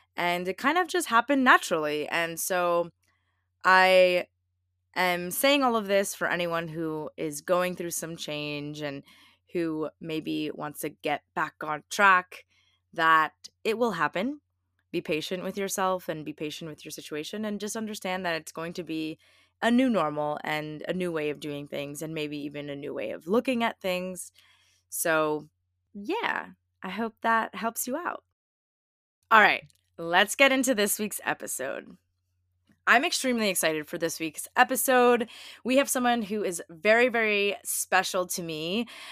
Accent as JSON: {"language": "English", "area": "the Poconos", "region": "Pennsylvania", "country": "United States", "moved": "yes", "lives_now": "Brooklyn, New York, United States", "said": "I am currently visiting my family back in Pennsylvania. I am from the Poconos"}